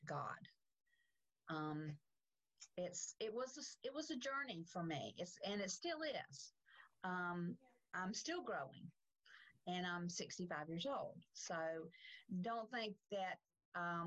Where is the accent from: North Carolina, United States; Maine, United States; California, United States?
North Carolina, United States; Salisbury; now in Charlotte, United States; I grew up in Salisbury, just north of Charlotte, but I've been in Charlotte since 1972